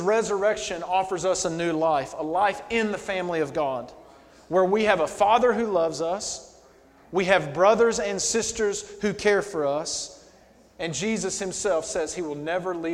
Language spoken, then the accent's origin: English; Alabama, United States; moved away as an adult; now in New York, United States; So I've lived in New York for 8 years now. But I grew up in Alabama.